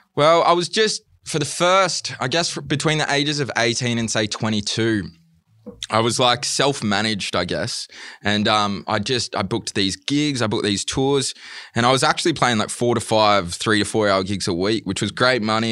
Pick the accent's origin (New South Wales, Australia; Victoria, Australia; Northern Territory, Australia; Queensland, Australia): New South Wales, Australia; Wollongong; moved away as an adult; also born or lived in England; now in Melbourne, Australia; I'm originally from Wollongong